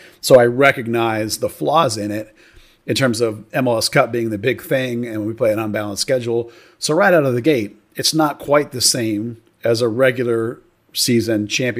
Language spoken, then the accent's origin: English; Texas, United States; Well, as a Texan, I actually think that logo is amazing.